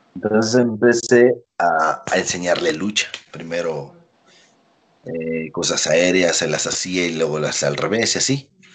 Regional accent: Veracruz, Mexico; moved away as an adult; yo también soy de Veracruz

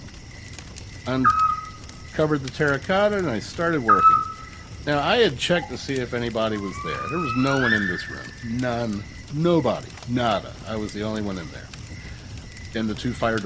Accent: Salisbury, Maryland, United States; my hometown was Salisbury, Maryland

